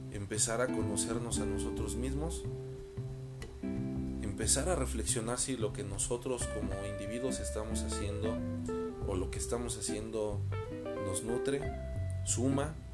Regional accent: Mexico; hablaré por México porque es lo que me consta, es lo que conozco y es porque es mi tierra, porque es mi gente.

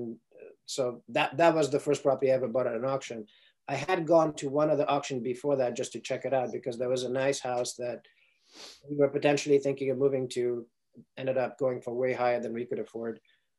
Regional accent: Ukraine; English is a second language; also born or lived in Sierra Leone; now in United States; first of all, I didn't grow up in the United States, right? So I grew up in Ukraine and Sierra Leone, West Africa.

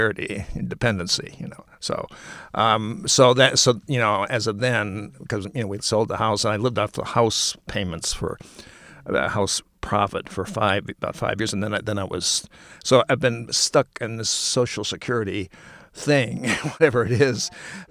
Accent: Minneapolis, Minnesota, United States; also born or lived in Montclair, New Jersey; now in Bloomfield, United States; I'm from Minneapolis originally. I was ready to go back to Minneapolis

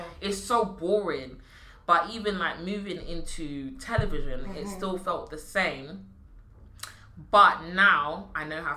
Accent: London, United Kingdom; living in East London.

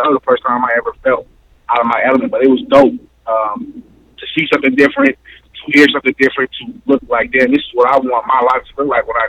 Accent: North Las Vegas, Nevada, United States; Growing up in Northtown, I was surrounded by, it was a few whites, but it was mostly black and Mexican.

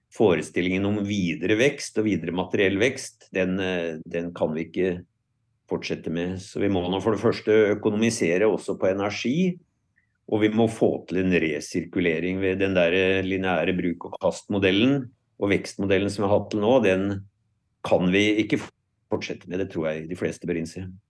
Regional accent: Lillehammer, Innlandet, Norway; jeg er jo sjøl fra Lillehammer, så jeg har jo fulgt og tilbrakte mye av min oppvekst i Lågendeltaet

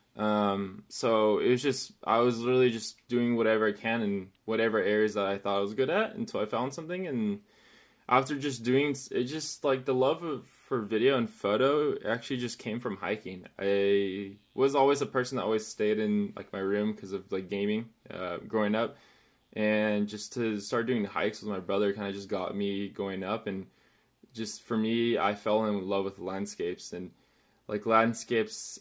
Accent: Chino Hills, California, United States; I am from Chino Hills, little outside town of the city, uh, in California, Southern California, actually.

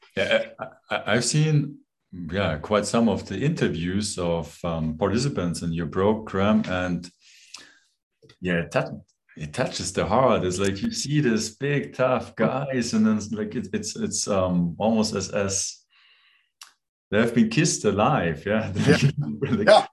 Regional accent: Germany; now in Switzerland; I'm from Germany. I now live in Switzerland

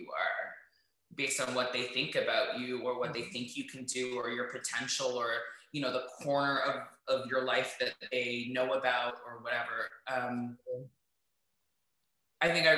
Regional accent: Toronto, Ontario, Canada; I'm from Toronto, right? Yeah. I grew up at like Jane and Finch until I was around 7, and then I moved to like the Bathurst and Finch area, which is so North Yorks

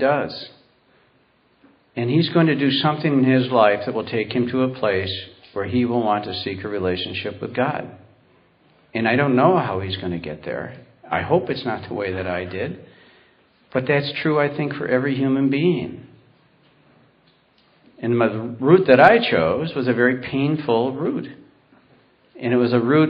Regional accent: Warsaw, New York, United States; I grew up out in Warsaw, New York

